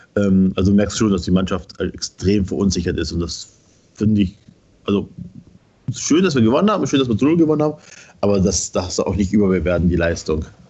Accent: Schorndorf, Swabia, Baden-Württemberg, Germany; bin halt auch gebürtiger Schwabe, bin ne, dann in Schandorf groß geworden

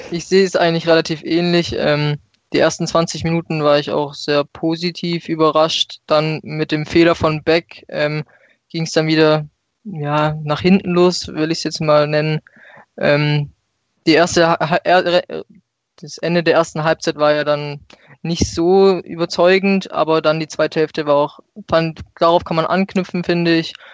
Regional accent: Stuttgart, Baden-Württemberg, Germany; Ich komme hier aus Stuttgart und auch meine Eltern, die haben mich schon im frühen Alter zum VfB mitgenommen

